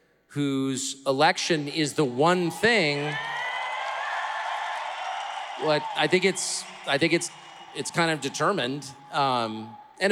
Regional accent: United States; to be an American

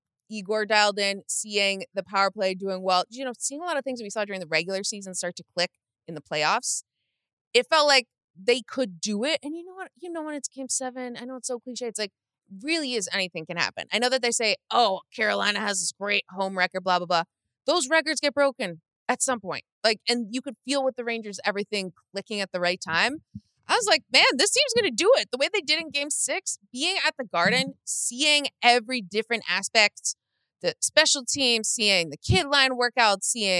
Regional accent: Toronto, Ontario, Canada; now in New York, United States; I'm from Toronto.

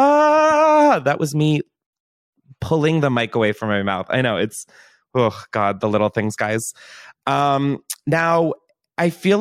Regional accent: Delaware, United States; moved away; I'm from Delaware. There's not really like an entertainment industry. There's no fame. Like that's just never been a part of my upbringing

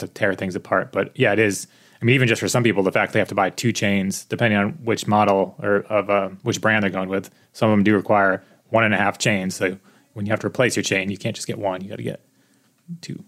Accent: East Coast, United States; moved away; I grew up on the East Coast

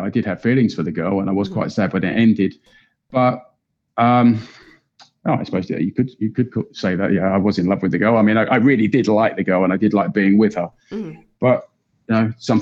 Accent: England, United Kingdom; moved away; I'm originally from England

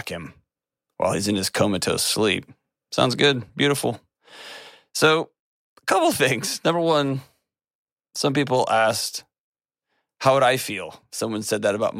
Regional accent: Texas, United States

